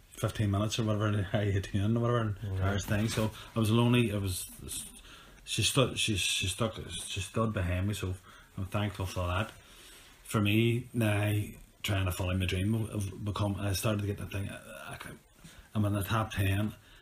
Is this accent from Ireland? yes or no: yes; Ireland; I'm on a way fighter anyway. I'm from Ireland.